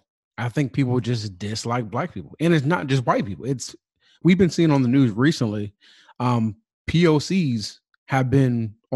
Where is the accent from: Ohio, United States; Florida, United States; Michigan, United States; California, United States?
California, United States; I grew up in Southern California, those that already know that.